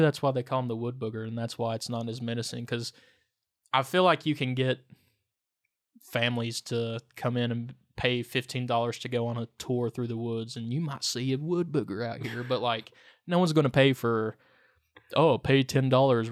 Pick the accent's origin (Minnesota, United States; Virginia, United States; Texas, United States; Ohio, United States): Virginia, United States; Lee County; now in Wise, United States; I grew up in Lee County